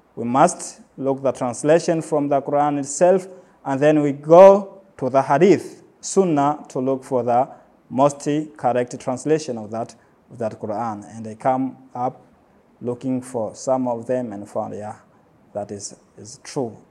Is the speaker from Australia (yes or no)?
no; Pemba, Zanzibar, Tanzania; I was born in Pemba and I grew up most of my time here in Pemba.